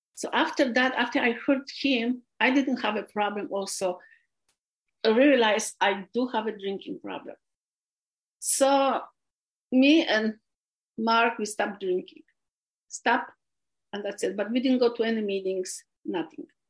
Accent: Poland; English is a second language; moved away as an adult; also born or lived in California, United States / Los Angeles County, United States; now in United States; I was born, I was raised in Poland.

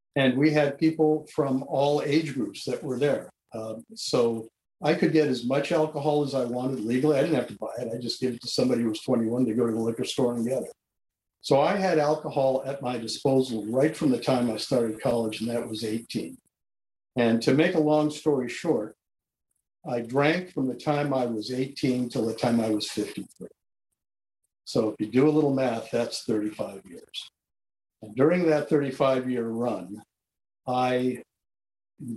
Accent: San Diego, California, United States; I was born in San Diego, California in 1945 to a non-religious Jewish family who didn't drink

